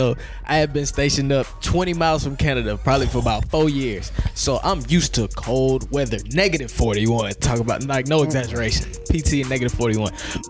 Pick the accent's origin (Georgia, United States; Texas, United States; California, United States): Texas, United States; I'm back in the South. I'm from Texas.